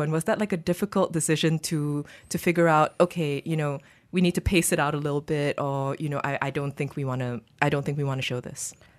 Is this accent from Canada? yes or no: no; Malaysia; as a Malaysian